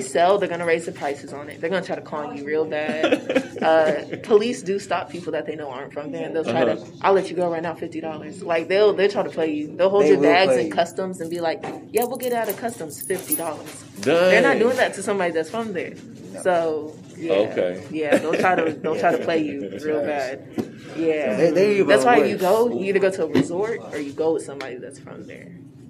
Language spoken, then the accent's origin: English; United States; first language English; also born or lived in Senegal; I'm from America.